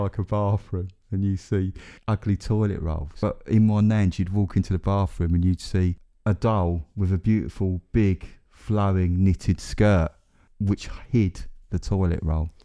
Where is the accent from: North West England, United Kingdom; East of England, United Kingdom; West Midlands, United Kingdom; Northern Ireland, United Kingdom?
East of England, United Kingdom; Essex; no one will think I'm from Essex now